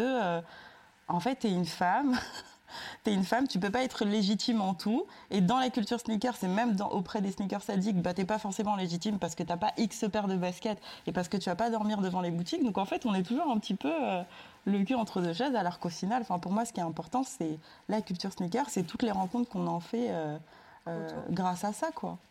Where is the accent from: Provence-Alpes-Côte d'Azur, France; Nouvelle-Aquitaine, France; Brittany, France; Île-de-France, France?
Île-de-France, France; Sarcelles; J'ai grandi à Sarcelles